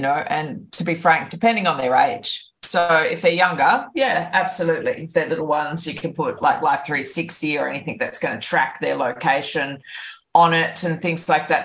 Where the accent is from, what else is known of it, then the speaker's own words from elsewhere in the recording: Byron Bay, New South Wales, Australia; my hometown of Byron Bay